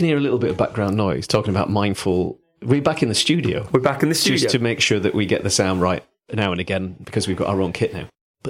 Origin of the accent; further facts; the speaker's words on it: Yorkshire and the Humber, United Kingdom; accent: Yorkshire; Don't know why I'm hamming up my Yorkshire accent with this.